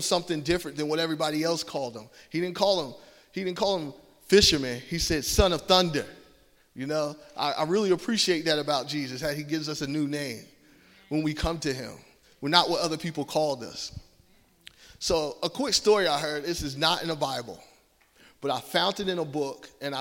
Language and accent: English; Georgia, United States; accent: Southern twang; I'm from Georgia, and my family's from New Jersey. So I got a little Southern twang